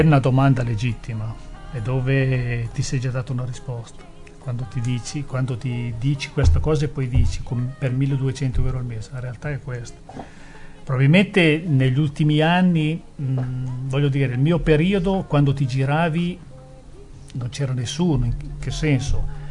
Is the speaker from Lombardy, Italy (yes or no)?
yes; Erba, Lombardy, Italy; del mio paese di Erba